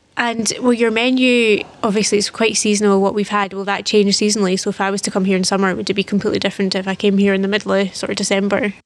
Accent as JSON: {"language": "English", "area": "Fife", "region": "Scotland", "country": "United Kingdom", "moved": "yes", "said": "I'm from Fife, so I'll need to come back and I'm not from St Andrews"}